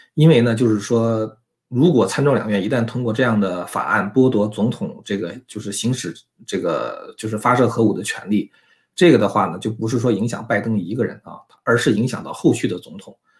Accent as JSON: {"language": "Chinese", "country": "China", "said": "我们作为中国人"}